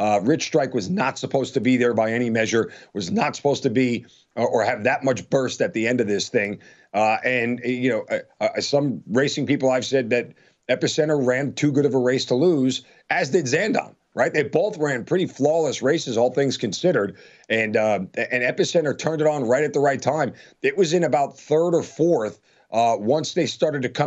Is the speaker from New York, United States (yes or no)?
yes; Long Island, New York, United States; I grew up in Long Island, New York, about a mile and a half away from Belmont Park.